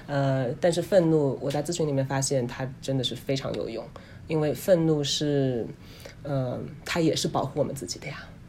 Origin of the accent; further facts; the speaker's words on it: China; now in United States; 我们中国人群体里面，华人嗯。群体里面